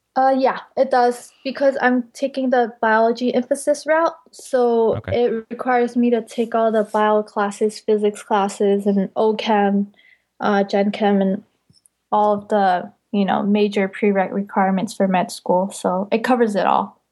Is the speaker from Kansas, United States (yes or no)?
no; Bay Area, California, United States; now in Davis, United States; I'm primarily from the Bay Area